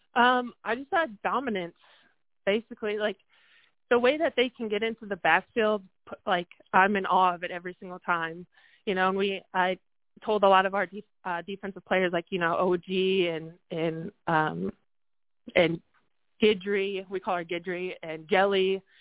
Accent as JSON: {"language": "English", "region": "North Dakota", "country": "United States", "moved": "yes", "lives_now": "Texas, United States", "said": "I'm from North Dakota"}